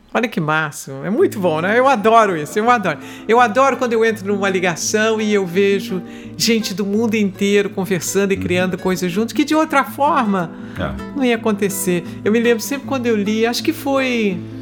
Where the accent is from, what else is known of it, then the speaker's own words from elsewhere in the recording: Rio de Janeiro, Brazil; eu sou carioca da gema. eu sou a carioca típica. Eu nasci na Tijuca, morei no Grajaú e quando a Barra começou, eu, eu meus pais mudaram para Barra